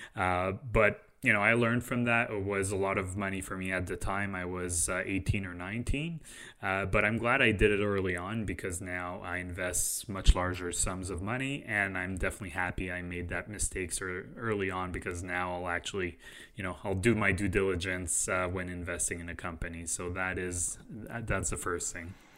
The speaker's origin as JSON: {"language": "English", "country": "Canada", "said": "we're Canadian"}